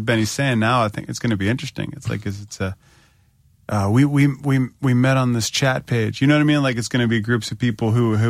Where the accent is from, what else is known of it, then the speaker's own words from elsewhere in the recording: Northern Virginia, United States; I'm from Northern Virginia